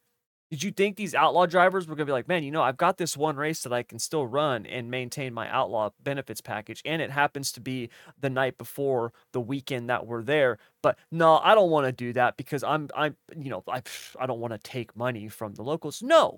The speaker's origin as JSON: {"language": "English", "region": "California", "country": "United States", "said": "Southern California makes the whole state look bad, at least in my opinion. And that's because I'm from the North"}